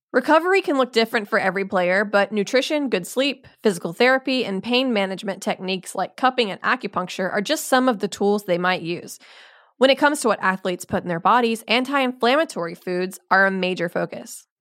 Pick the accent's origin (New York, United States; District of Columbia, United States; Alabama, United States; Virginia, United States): Alabama, United States; Eufaula; I grew up in Eufaula